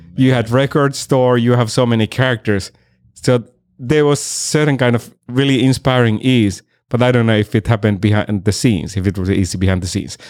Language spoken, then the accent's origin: English; Finland; moved away as an adult; also born or lived in Miami; now in Los Angeles, United States; I'm originally from Finland and I've been here for seven years, uh, in L A.